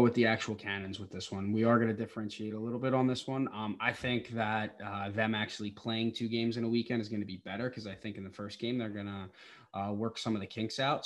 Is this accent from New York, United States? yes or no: yes; Long Island, New York, United States; I'm from Long Island